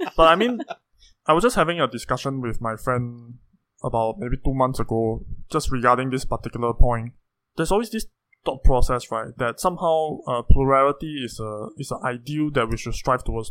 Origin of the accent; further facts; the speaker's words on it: Singapore; as a Singaporean